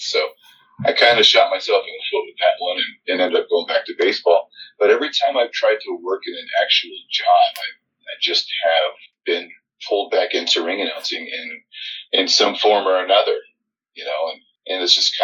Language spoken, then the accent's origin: English; California, United States; now in Georgia, United States; I'm from California